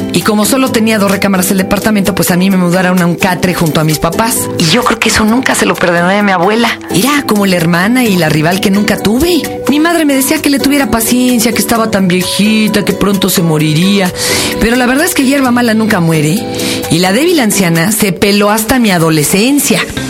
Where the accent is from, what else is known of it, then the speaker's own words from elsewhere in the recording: Mexico City, Mexico; De chica viví en Polanco y en la Glorita Chilpancingo